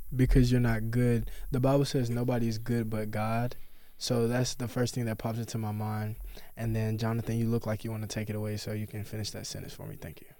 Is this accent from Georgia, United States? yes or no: yes; Warner Robins, Georgia, United States; I'm from Warner Robins, Georgia